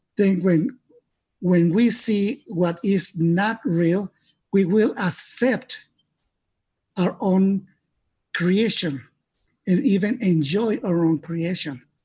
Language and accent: English; Mexico; I was born in Mexico